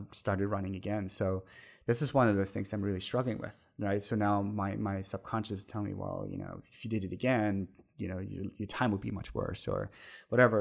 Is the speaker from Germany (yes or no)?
yes; Germany; moved away; the twenty minutes from my hometown where I grew up